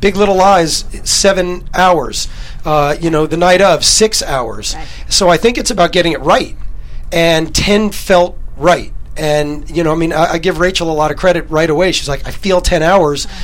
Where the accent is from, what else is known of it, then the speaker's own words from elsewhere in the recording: New York, United States; I grew up in New York